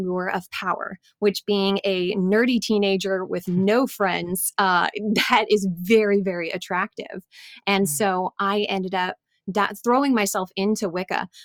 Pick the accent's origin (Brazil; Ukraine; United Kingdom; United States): United States; Pacific Northwest; I'm from the Pacific Northwest